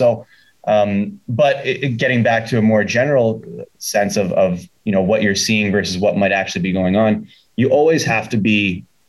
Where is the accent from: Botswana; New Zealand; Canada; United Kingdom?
Canada; Sudbury, Ontario; moved away as an adult; now in Chicago, United States; I played hockey growing up in Sudbury